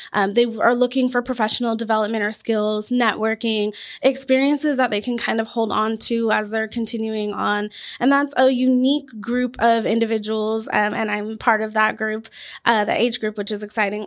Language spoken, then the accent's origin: English; Washington, United States; also born or lived in Louisiana; now in Arizona, United States; I'm originally from Washington State